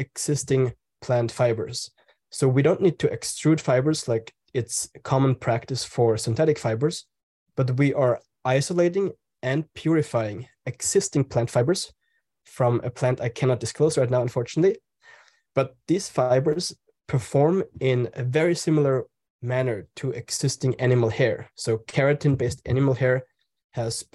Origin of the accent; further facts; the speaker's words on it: Austria; accent: German; English is a second language; also born or lived in Italy / Spain; now in San Francisco, United States; I was born in Austria, so it's a German accent.